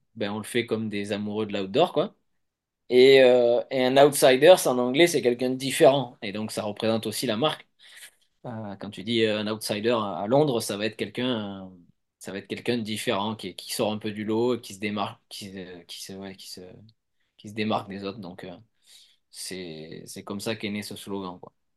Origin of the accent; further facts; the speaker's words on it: Provence-Alpes-Côte d'Azur, France; now in Nice, France; là où j'ai grandi